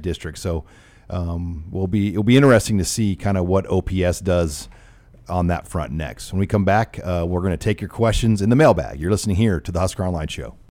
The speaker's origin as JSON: {"language": "English", "town": "Omaha", "region": "Nebraska", "country": "United States", "tie": "born or raised there", "said": "where I grew up in South Omaha"}